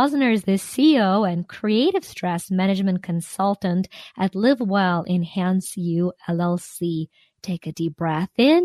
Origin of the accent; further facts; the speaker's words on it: Ukraine; now in United States; I am Ukrainian-American. I was born and raised in Ukraine.